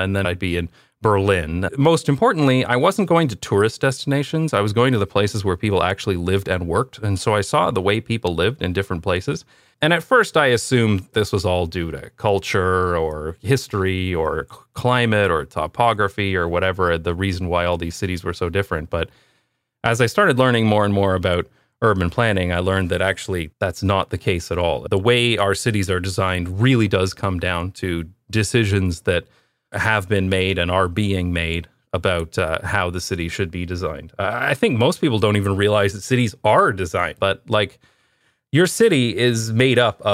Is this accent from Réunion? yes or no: no; London, Ontario, Canada; moved away as an adult; also born or lived in Toronto / United Kingdom / Taiwan / Belgium; I'm from London, Ontario